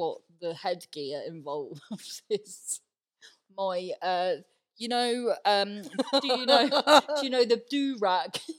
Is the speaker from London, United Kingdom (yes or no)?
no; Cornwall, South West England, United Kingdom; accent: Cornish; when I'm irate, I'm very Cornish.